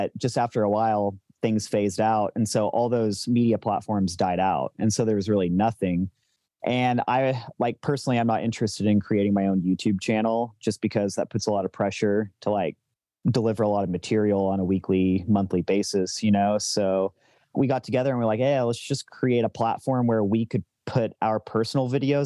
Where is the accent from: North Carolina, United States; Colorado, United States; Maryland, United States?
Colorado, United States; Boulder; I'm from Boulder, Colorado